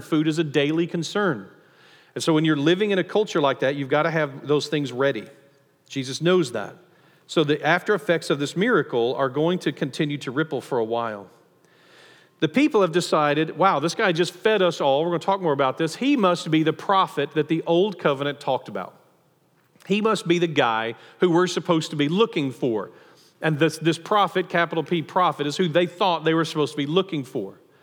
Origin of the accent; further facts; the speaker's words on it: Nacogdoches, Texas, United States; I grew up in Nacogdoches